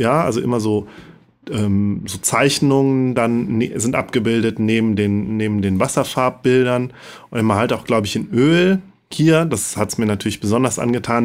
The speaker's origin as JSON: {"language": "German", "region": "Rhineland", "country": "Germany", "said": "als Rheinländer wirklich schwer fällt, SCH und CH auseinanderzuhalten"}